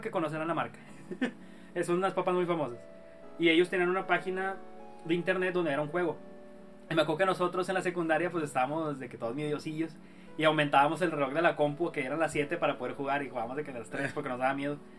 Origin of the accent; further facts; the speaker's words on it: Nuevo León, Mexico; Somos de, de Nuevo León. Y aquí un municipio